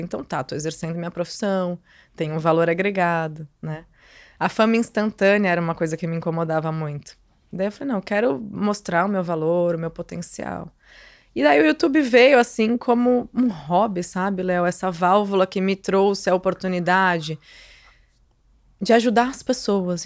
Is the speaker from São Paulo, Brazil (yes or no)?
yes; Santos, São Paulo, Brazil; also born or lived in Rio de Janeiro; eu voltei para minha cidade, para Santos, saí do Rio